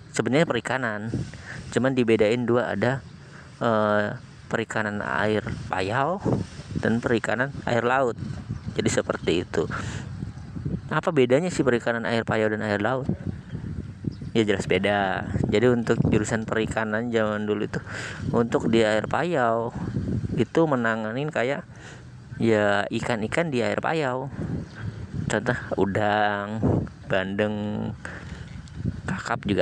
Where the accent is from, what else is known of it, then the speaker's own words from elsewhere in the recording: Kalianda, Lampung, Indonesia; born there; saya lahir di Kalianda Lampung Selatan di 28 tahun yang lalu